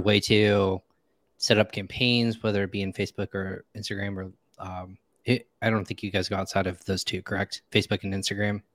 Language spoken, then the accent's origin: English; Indiana, United States; also born or lived in Virginia / North Carolina; I'm from Indiana. When I moved out to Virginia, North Carolina